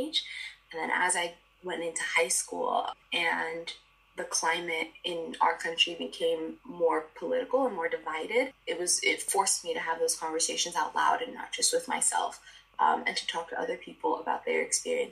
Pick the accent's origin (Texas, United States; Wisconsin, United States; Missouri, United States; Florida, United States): Florida, United States; Miami; I'm from Miami